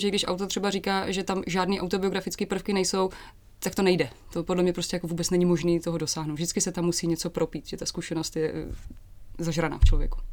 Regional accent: Hodonín, South Moravian Region, Czechia; moved away; also born or lived in Olomouc

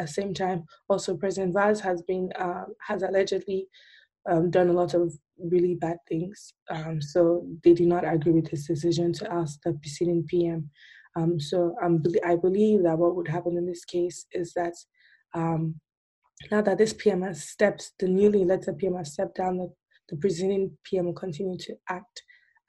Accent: Nigeria

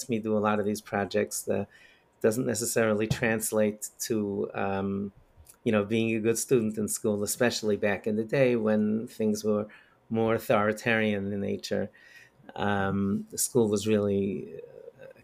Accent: New York, United States; also born or lived in Crown Heights, Brooklyn, New York; I grew up in Bell Harbor, Queens. I actually was born in Crown Heights

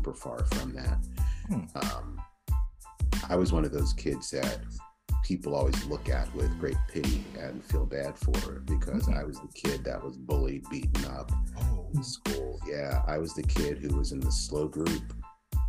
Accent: Philadelphia, Pennsylvania, United States; moved away as an adult; also born or lived in Providence, Rhode Island / New England / Pacific Northwest; I grew up in Philadelphia and spent 17, 18 years of my life there in Philadelphia

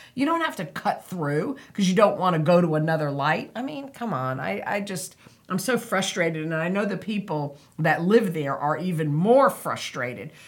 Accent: Harrison, New York, United States; now in New Bern, United States; growing up in Harrison, that was small town

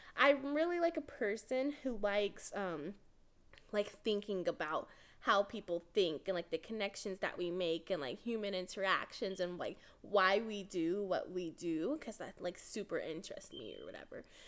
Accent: Texas, United States; I'm from Texas, so our state's in El Paso.

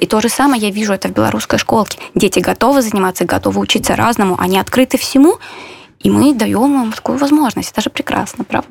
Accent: Belarus; moved away as an adult; now in Warsaw, Poland; как любой белорус

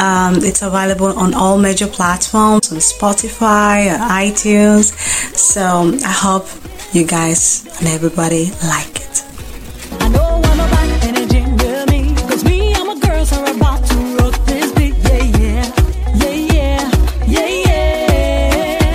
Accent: Greece; I'm a Greek Nigerian singer-songwriter. I was born in Greece by Nigerian parents.

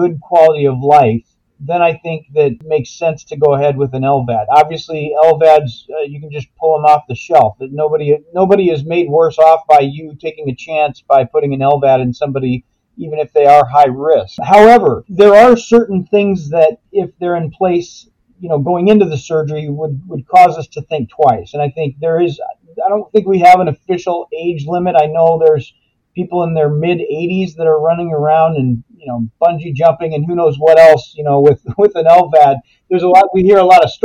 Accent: Minneapolis–Saint Paul, Minnesota, United States; I grew up in the Twin Cities

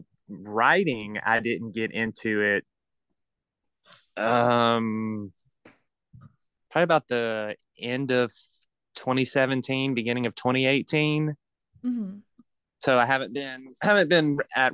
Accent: Baton Rouge, Louisiana, United States; I live in South Louisiana, around the Baton Rouge area

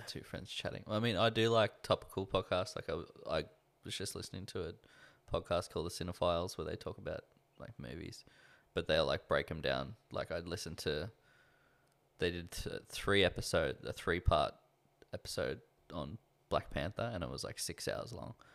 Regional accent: Australia; I don't feel like I have an identity as an Australian

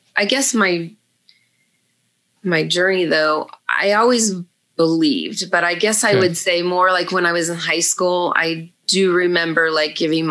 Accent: Los Angeles, California, United States; also born or lived in Santa Clarita, California; I grew up in Panorama City. I was an original Valley girl from the 70s and 80s

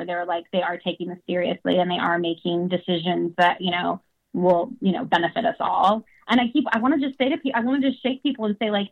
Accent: the South, United States; moved away; I grew up in the South

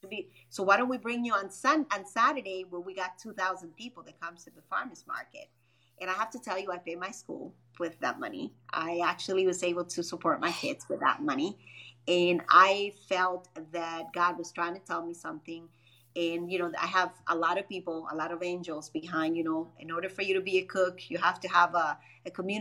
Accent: Dominican Republic; moved away as an adult; also born or lived in Grand Rapids, Michigan / Chicago; Born and raised in Dominican Republic, moved out here about when I was 24 years old in a way straight into Michigan.

